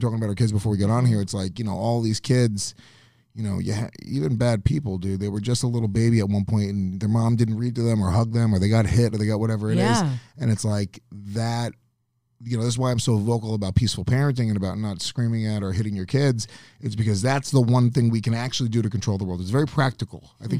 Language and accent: English; New York, United States; I grew up like the suburbs, like an hour north of here, Rockland County.